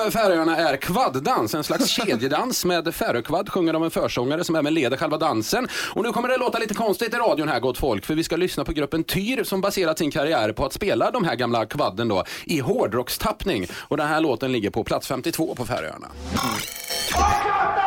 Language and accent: Swedish; Skara, Västra Götaland, Sweden; Jag är från Skara